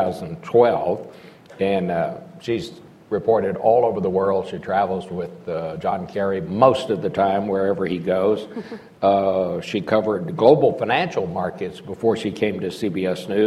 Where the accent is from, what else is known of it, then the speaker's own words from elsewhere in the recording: Texas, United States; growing up in Texas